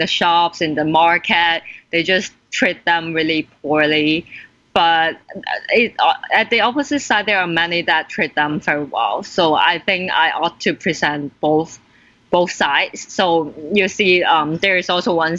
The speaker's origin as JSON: {"language": "English", "country": "Philippines", "said": "as a Filipino"}